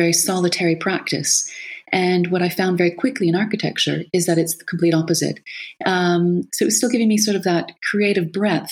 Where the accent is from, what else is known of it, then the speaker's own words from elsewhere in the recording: Canada; also born or lived in Lisbon, Portugal; coming from a very sort of suburban background from Canada, wide open spaces